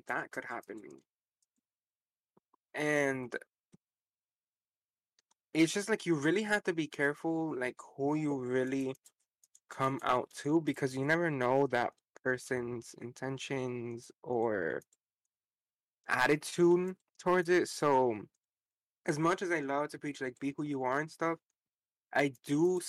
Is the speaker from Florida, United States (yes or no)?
yes; Miami, Florida, United States; I am from Miami. So there is a lot of us down here